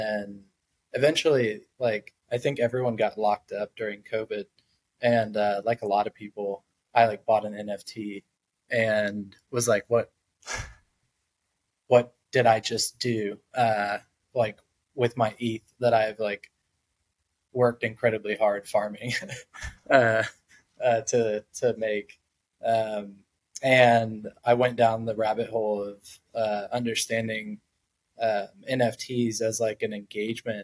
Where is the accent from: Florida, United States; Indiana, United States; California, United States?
Florida, United States; South; also born or lived in Atlanta; now in New York, United States; I grew up in South Florida.